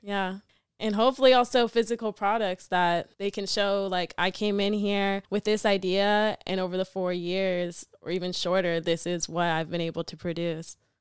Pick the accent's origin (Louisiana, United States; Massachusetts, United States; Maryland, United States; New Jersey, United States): Massachusetts, United States; also born or lived in Atlanta, Georgia; I moved from Atlanta to Massachusetts going into sixth grade